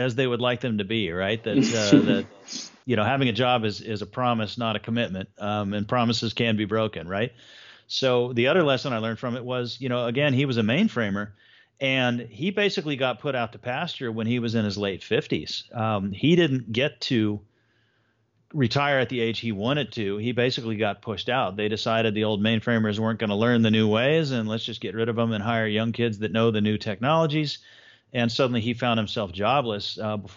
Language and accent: English; Houston, Texas, United States; also born or lived in Miami, Florida; Mostly in Houston, although part of my early childhood, we actually lived in Miami, Florida